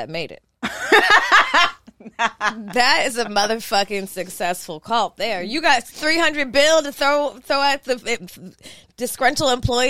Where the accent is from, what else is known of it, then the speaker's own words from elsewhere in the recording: Hollywood, California, United States; I'm from Hollywood. I know all the theories.